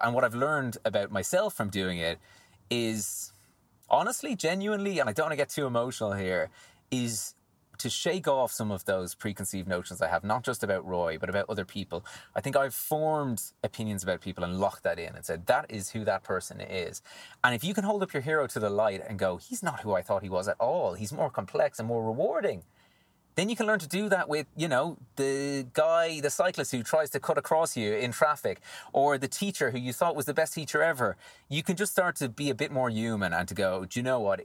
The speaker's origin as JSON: {"language": "English", "country": "Ireland", "accent": "Irish", "said": "as you can tell from the Irish, uh, from the accent, I'm Irish."}